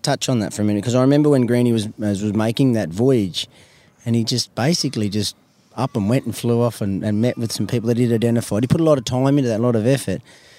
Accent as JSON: {"language": "English", "town": "Warwick", "region": "Queensland", "country": "Australia", "said": "I'm from Warwick, for goodness sake."}